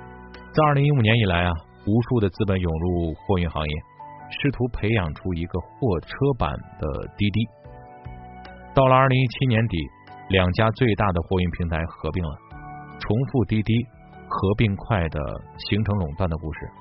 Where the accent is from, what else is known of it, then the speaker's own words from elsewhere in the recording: Henan, China; 赵德宝是我们河南人，五十多岁，胡子拉碴的，爽朗健谈。